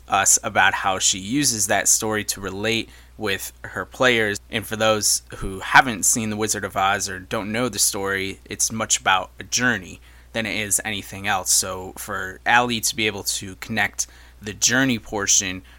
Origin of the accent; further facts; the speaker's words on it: Syracuse, New York, United States; moved away; a fellow Syracusian, I guess is the word for it, but somebody who has relocated much like I have